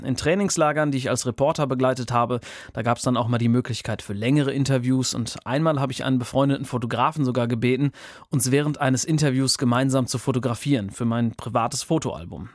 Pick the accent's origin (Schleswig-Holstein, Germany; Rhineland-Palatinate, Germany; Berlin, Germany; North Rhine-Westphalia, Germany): North Rhine-Westphalia, Germany; Ruhr area; now in Bremen, Germany; Ich komme ursprünglich aus dem Ruhrgebiet